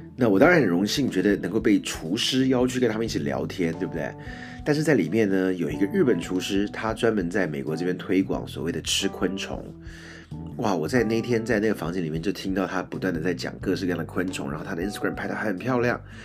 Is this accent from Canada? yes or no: no; Taiwan; 我是从台湾来的